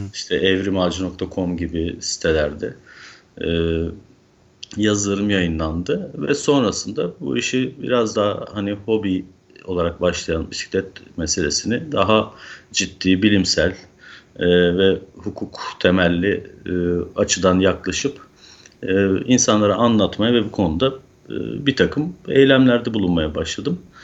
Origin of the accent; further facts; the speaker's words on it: Manisa, Turkey; moved away as an adult; also born or lived in Izmir; now in Istanbul, Turkey; 1977 Manisa doğumluyum. Ee, Manisa'da eğitimimi lise eğitimine kadar tamamladıktan sonra İzmir'e taşındım üniversite sebebiyle.